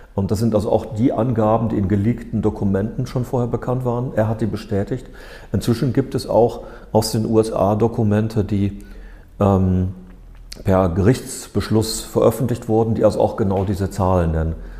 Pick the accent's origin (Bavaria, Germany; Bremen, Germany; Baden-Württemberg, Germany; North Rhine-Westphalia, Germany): North Rhine-Westphalia, Germany; Ruhr area; ich komme aus dem Ruhrgebiet